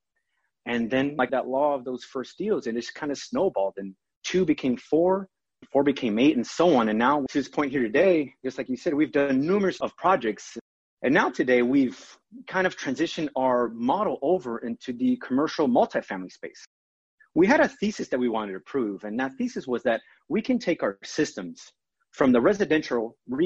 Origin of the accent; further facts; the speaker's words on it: São Paulo, Brazil; also born or lived in Virginia Beach, Virginia; now in United States; I was born in Sao Paulo, Brazil